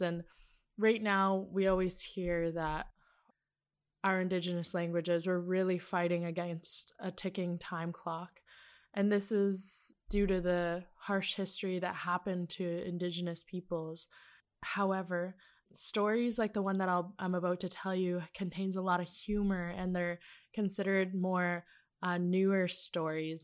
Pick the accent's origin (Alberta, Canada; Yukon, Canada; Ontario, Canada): Yukon, Canada; Teslin; ever since a small child growing up in Teslin, Yukon